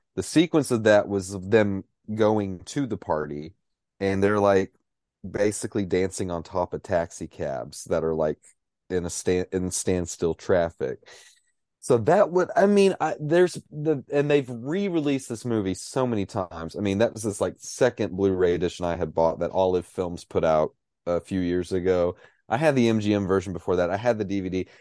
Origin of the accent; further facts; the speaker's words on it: Cookeville, Tennessee, United States; moved away; I was living back home in, in, at the time in my hometown of Cookville, Tennessee